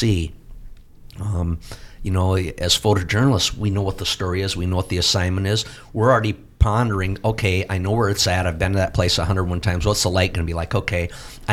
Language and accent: English; Platteville, Wisconsin, United States; my hometown paper, the Platteville Journal